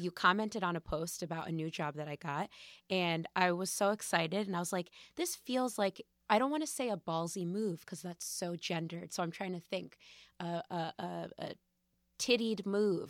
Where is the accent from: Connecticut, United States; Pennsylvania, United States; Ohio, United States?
Connecticut, United States; West Hartford; also born or lived in New York; I grew up in West Hartford, Connecticut